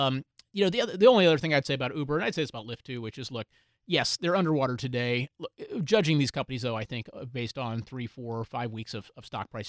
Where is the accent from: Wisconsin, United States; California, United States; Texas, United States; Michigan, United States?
Texas, United States; Houston; I grew up in Houston.